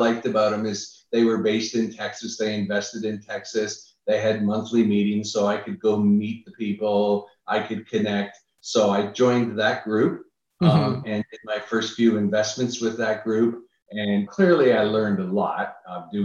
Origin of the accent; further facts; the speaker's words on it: Niagara Falls, Ontario, Canada; moved away as an adult; now in United States; I'm originally from Canada.